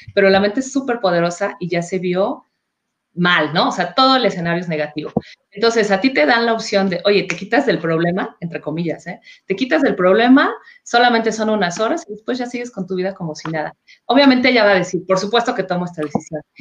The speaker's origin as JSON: {"language": "Spanish", "country": "Mexico", "said": "nuestro país"}